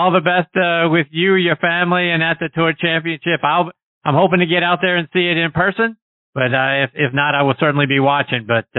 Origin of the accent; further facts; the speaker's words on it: Pittsburgh, Pennsylvania, United States; I'm from Pittsburgh.